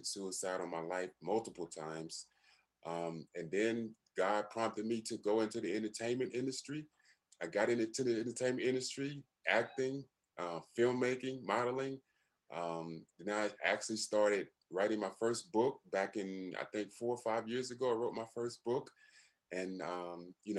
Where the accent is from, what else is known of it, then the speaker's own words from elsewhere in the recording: Monroe, Louisiana, United States; moved away as an adult; also born or lived in Massachusetts / Maine / London, England; I'm born and raised in Monroe, Louisiana, very small country town.